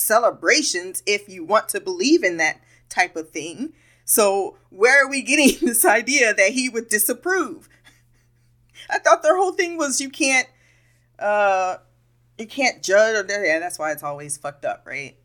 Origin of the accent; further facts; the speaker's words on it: United States; I'm an American